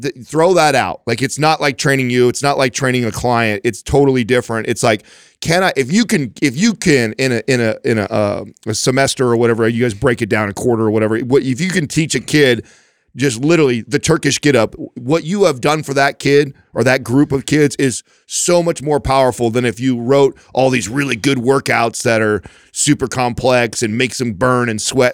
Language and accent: English; Modesto, California, United States; also born or lived in Oakdale / Turlock; I grew up in Modesto, Oakdale, Turlock, that, all that stomping ground over there.